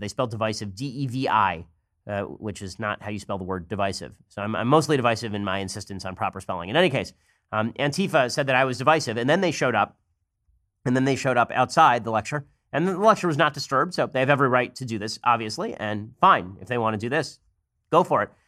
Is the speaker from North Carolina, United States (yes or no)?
no; California, United States; I'm from California